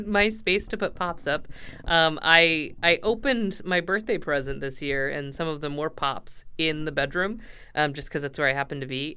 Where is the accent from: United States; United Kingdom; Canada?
United States; I'm an American and we do that here.